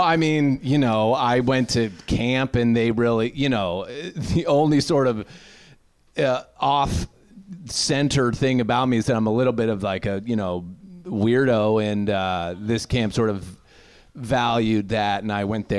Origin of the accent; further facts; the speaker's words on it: suburbs of New York, United States; My parents are both Midwestern, and I grew up in the suburbs of New York.